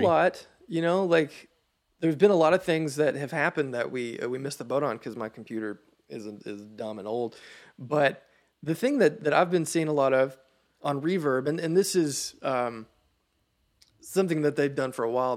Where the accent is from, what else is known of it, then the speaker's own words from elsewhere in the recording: Sparta, Tennessee, United States; Middle Tennessee